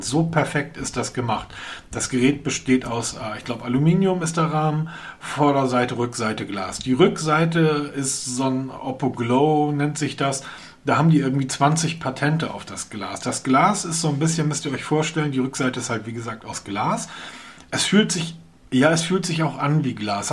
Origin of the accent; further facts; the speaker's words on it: Hamburg, Germany; wir Hamburger brauchen sowas nicht, weil wir kommen aus Hamburg